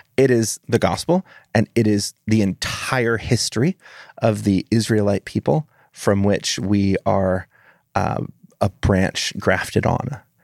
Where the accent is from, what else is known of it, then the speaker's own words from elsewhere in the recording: United States; I'm an American